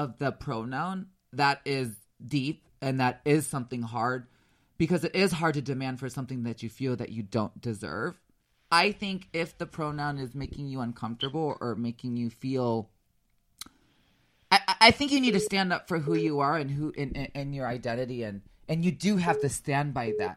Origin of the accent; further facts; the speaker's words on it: Chicago, Illinois, United States; moved away; the culture that I was brought up in Chicago decades ago